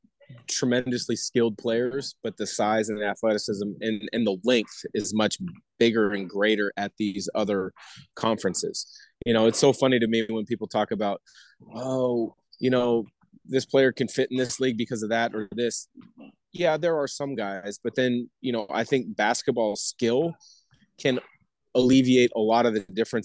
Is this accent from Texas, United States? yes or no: no; Portland, Oregon, United States; I grew up in Portland, 15, 20 minutes from campus